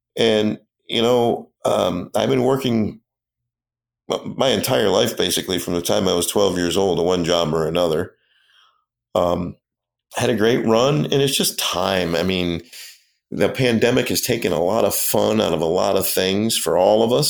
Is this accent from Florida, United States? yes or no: no; Rochester, New York, United States; moved away as an adult; also born or lived in Erie; now in Buffalo, United States; I grew up in Ro, I'm, I'm a Rochester kid